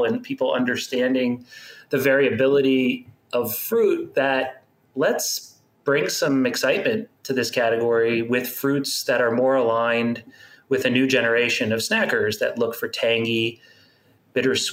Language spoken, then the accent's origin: English; Miami, Florida, United States; I grew up in Miami. Okay. In South Florida